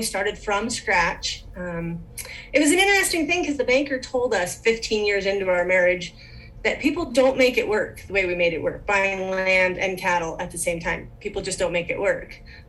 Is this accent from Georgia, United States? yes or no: no; Western South Dakota, United States; I am from Western South Dakota. We like to call it God's country out here. Gorgeous views, open country, more cows than people, kind of the way we like it. I grew up ranching.